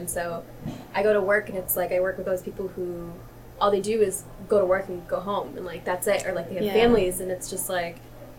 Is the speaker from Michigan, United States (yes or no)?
yes; Michigan, United States; I'm from this area, like, not from this area, but I'm from Michigan